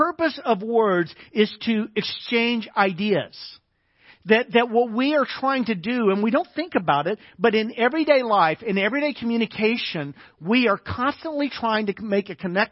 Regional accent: United States; I'm an American.

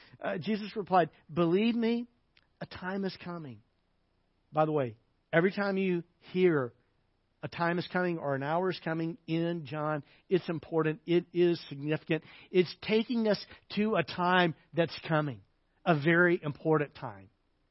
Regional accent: the South, United States; It'd be kind of like when I was a kid growing up in the South, you would call someone you didn't know, a lady, you would call her ma'am.

